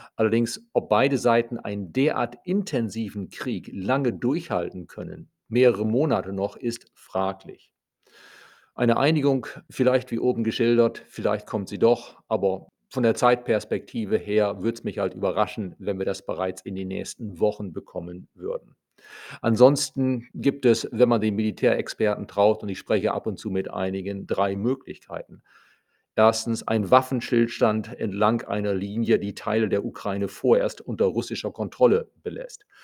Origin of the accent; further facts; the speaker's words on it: Germany